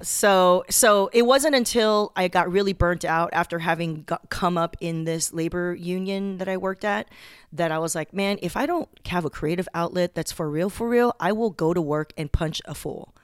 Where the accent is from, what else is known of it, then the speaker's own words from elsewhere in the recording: Torrance, California, United States; also born or lived in Taiwan; I grew up in Southern California